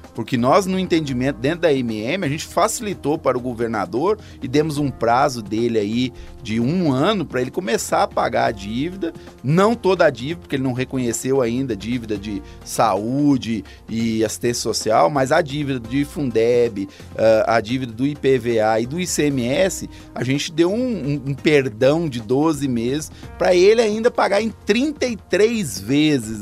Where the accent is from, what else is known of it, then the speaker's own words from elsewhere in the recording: Taquari, Rio Grande do Sul, Brazil; moved away as an adult; now in Coronel Fabriciano, Brazil; eu sou do Rio Grande do Sul, cidade chamada Taquari, fica na regi região central do Rio Grande do Sul.